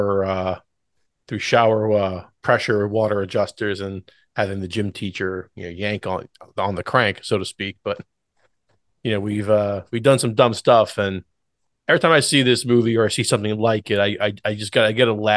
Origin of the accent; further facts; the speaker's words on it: Warrington, Jamison, Warminster area, Pennsylvania, United States; when we were growing up in the Warrington, Jamison, Warminster area